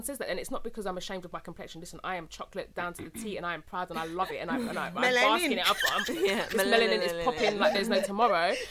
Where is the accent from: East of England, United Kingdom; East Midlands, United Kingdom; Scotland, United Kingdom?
East of England, United Kingdom; Essex; I grew up in Essex, and like I went to predominantly white school